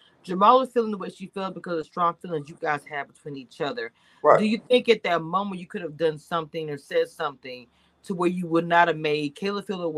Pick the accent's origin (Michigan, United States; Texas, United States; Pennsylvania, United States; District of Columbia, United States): Texas, United States; I'm a Southern girl, so I'm from Texas